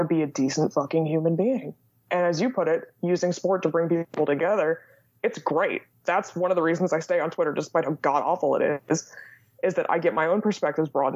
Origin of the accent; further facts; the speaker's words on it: Indiana, United States; first language English; also born or lived in Sweden; So I'm from Indiana. I grew up in a college town in Indiana, and I live in the biggest city in our state now